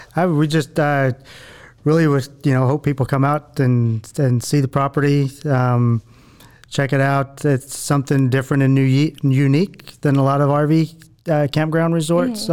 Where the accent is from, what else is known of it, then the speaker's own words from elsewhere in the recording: Abilene, Texas, United States; moved away as an adult; also born or lived in Panama / Caribbean / Mexico; now in Waco, United States; I was born and raised in Abilene, Texas, but I spent the last 20 or so years outside of Texas